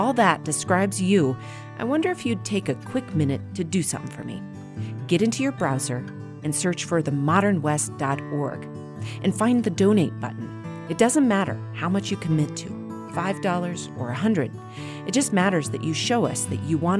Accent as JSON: {"language": "English", "town": "Walden", "region": "Colorado", "country": "United States", "tie": "born or raised there", "said": "what I'd witnessed in my life growing up in Walden, Colorado"}